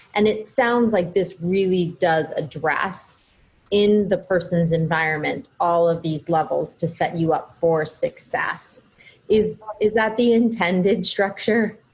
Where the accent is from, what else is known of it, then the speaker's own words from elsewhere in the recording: United States; also born or lived in Boston, Massachusetts / New Hampshire; I grew up in half in Boston and half in New Hampshire